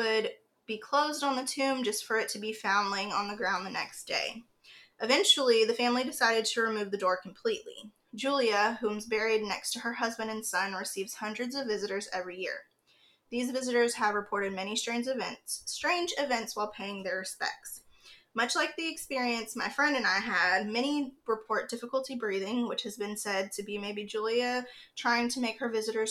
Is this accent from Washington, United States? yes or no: no; Fayetteville, North Carolina, United States; We're originally from Fayetteville, North Carolina